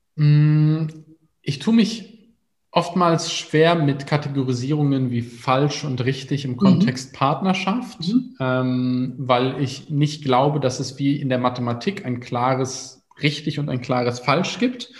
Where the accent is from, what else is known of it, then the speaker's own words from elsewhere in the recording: Germany; in der Stadt, wo ich aufgewachsen bin